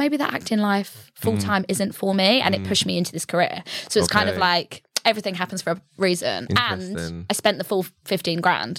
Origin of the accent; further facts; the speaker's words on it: Stevenage, East of England, United Kingdom; moved away as an adult; Grew up in Stevenage, yeah.